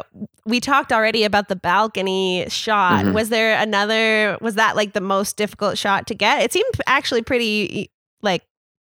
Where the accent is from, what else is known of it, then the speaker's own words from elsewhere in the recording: Canada; also born or lived in Vancouver; Because we're Canadian.